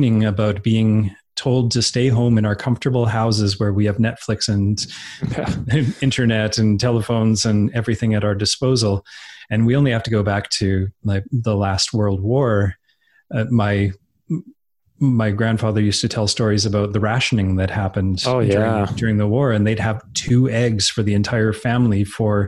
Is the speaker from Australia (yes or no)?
no; Edmonton, Alberta, Canada; I was growing up in Edmonton, Alberta, which is in the northern part of Alberta